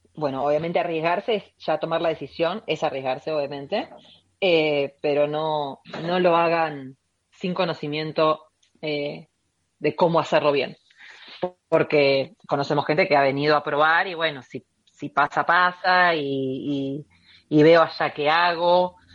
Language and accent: Spanish; Mar del Plata, Buenos Aires Province, Argentina; moved away as an adult; now in United States; una argentina viviendo en los Estados Unidos.